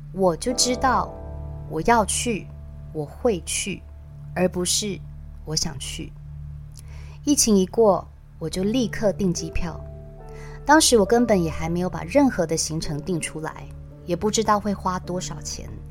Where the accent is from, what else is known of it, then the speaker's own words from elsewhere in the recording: Taiwan; 我说我从台湾来，一个人旅行欧洲